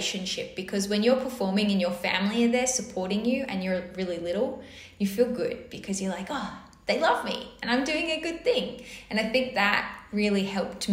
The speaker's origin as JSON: {"language": "English", "area": "North Shore", "region": "New South Wales", "country": "Australia", "tie": "born or raised there", "said": "I grew up on the North Shore, and I grew up in a very musical household."}